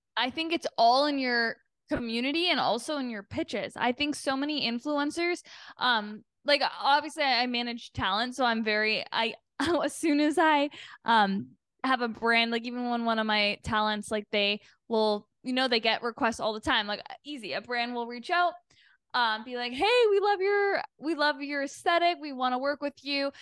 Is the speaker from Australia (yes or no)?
no; Canada; moved away as an adult; now in Los Angeles, United States; being Canadian